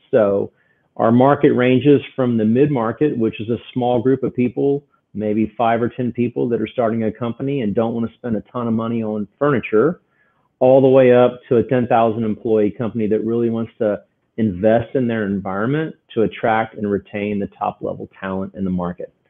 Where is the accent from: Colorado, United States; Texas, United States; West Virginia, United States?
Texas, United States; Houston; I grew up here in Houston, Texas